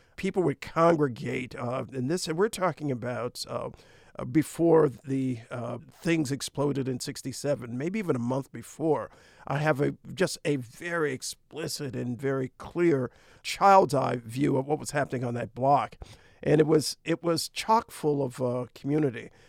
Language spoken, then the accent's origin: English; Detroit, Michigan, United States; the city of my birth, a city that has become a metaphor for both blight and resurgence, the city of Detroit